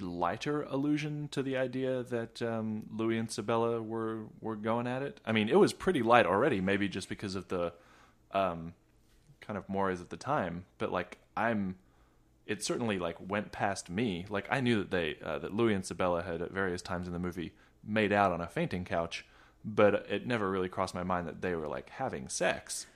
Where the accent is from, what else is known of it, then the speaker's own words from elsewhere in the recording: Australia; now in United States; I'm not American, despite appearances, uh, uh, I grew up in Australia